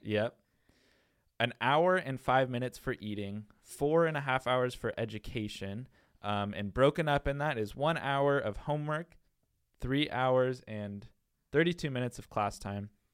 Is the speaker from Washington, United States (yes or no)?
yes; Tacoma, Washington, United States; now in Winter Haven, United States; I am from Tacoma, Washington, and so by going to the Bronx, New York, I was literally going to the opposite side of the country, about as, as far away as you can be from, from our hometown